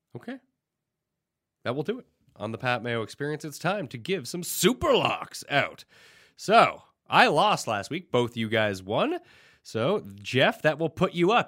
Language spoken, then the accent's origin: English; Canada; being Canadian